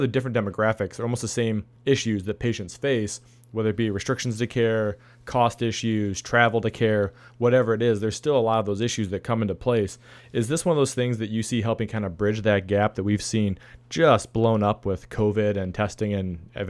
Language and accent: English; Ohio, United States; I'm from Ohio